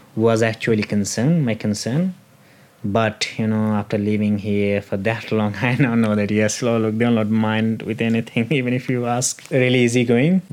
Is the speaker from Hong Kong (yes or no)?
no; Bangladesh; moved away as an adult; now in Tasmania, Australia; i was studying back in my home country at university